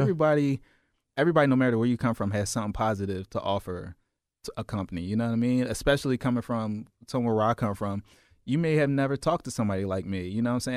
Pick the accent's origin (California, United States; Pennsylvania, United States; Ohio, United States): Pennsylvania, United States; Philadelphia; Growing up in South Philly, we had the Italians right across the ways